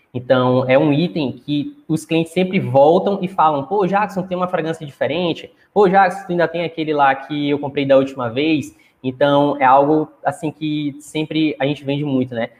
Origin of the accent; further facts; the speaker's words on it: Chapadinha, Maranhão, Brazil; eu moro no Maranhão, né? Sou de Chapadinha, uma cidade aqui próxima da capital do, do estado, né? Próximo de São Luís.